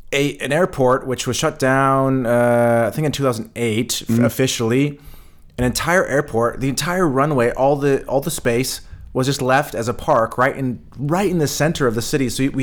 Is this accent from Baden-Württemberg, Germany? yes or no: no; Berlin, Germany; For us, because we're from Berlin, we kind of laughed at the question